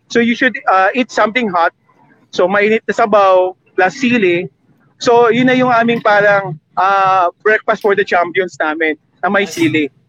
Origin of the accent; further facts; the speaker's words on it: Manila, Metro Manila, Philippines; also born or lived in Bicol Region (ancestry); bilang may dugong Bicolano even though ako lumaki sa Manila